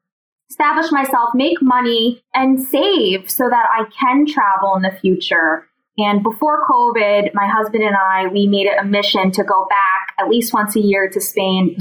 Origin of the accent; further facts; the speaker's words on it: New Jersey, United States; I grew up outside of New York in New Jersey